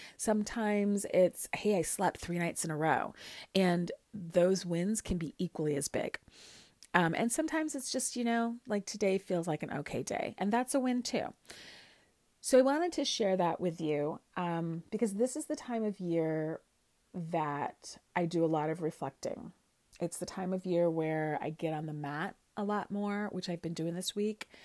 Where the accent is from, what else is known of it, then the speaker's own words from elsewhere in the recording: Chicago, Illinois, United States; moved away as an adult; also born or lived in Kansas / Michigan; now in New York City, United States; I, I grew up in Chicago, Illinois, um, in Lincoln Park, Lakeview area.